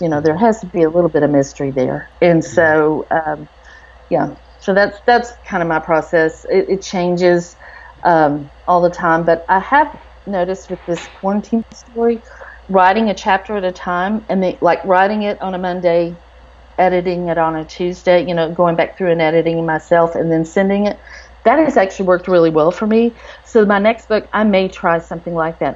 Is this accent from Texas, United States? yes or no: yes; Texas, United States; I'm from Texas